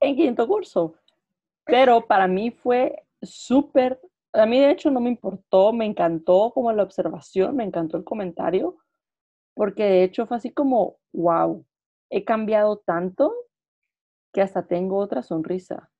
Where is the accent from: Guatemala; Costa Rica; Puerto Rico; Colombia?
Guatemala; moved away as an adult; also born or lived in United Kingdom; now in Madrid, Spain; yo soy de Guatemala, vivo en Madrid ahora